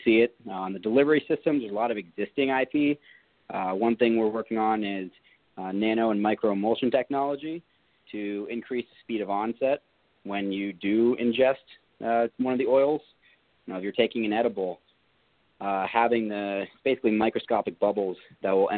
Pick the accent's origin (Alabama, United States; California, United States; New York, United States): New York, United States; I'm from New York. We're not patient guys